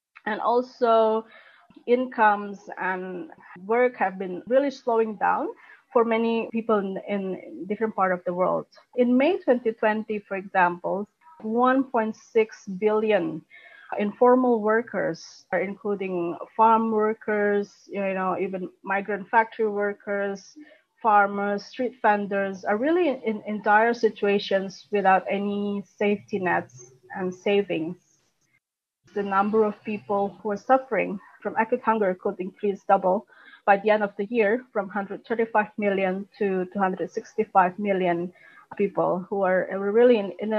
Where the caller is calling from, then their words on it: Jakarta, Indonesia; I'm speaking here from Jakarta, actually, where the COVID pandemic has still hitting hard.